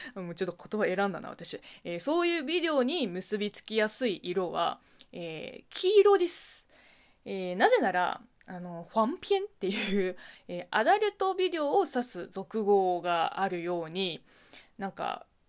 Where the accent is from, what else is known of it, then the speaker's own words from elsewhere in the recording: Zhejiang, China; Japanese is a second language; moved away as an adult; also born or lived in Beijing; now in Japan; 私の地元浙江省